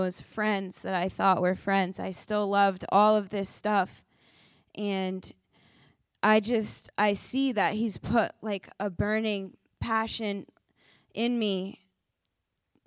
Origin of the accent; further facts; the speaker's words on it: South Kingstown, Rhode Island, United States; I'm from South Kingstown, Rhode Island.